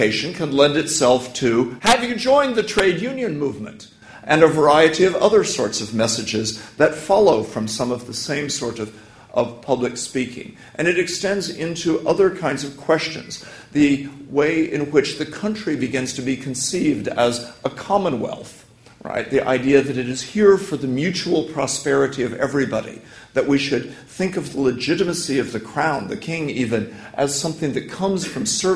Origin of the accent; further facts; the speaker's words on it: United States; moved away as an adult; now in London, United Kingdom; I'm American.